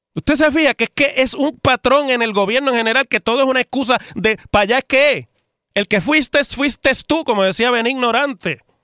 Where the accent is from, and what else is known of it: Puerto Rico